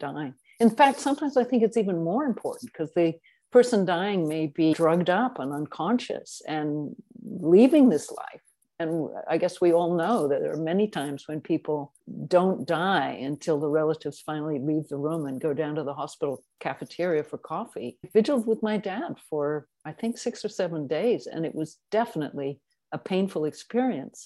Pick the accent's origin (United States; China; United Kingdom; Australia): United Kingdom; England; also born or lived in South Africa; I was born in South Africa and raised in England